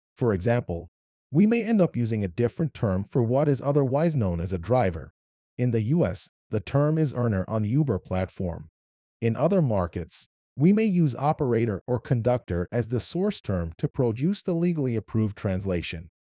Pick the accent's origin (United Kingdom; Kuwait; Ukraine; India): Kuwait; accent: Arabic; English is a second language; moved away as an adult; also born or lived in Iran / Wichita, Kansas; I'm from Iran, but moved to Kuwait when I was seven